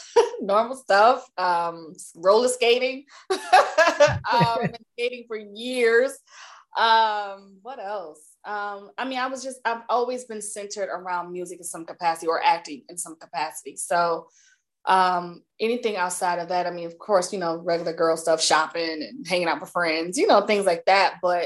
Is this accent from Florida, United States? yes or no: no; New Jersey, United States; also born or lived in Maryland / West Coast; But as I got older, and when I moved to Maryland, so I'm originally from New Jersey.